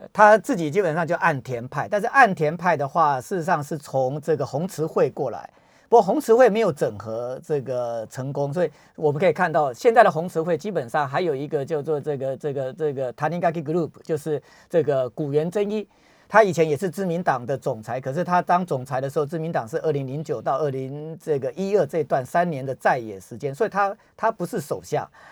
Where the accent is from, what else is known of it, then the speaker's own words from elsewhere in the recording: Taiwan; 我们台湾人